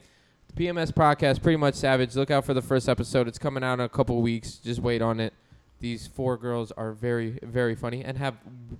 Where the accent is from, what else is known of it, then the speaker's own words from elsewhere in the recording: Broward County, Florida, United States; I was born in Broward County.